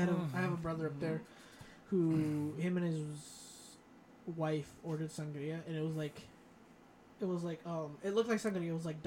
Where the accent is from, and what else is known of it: Florida, United States; born or raised there; also born or lived in Bronx, New York